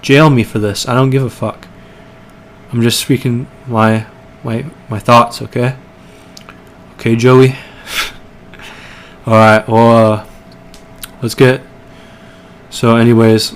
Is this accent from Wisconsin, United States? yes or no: no; Portland, Oregon, United States; I'm from Portland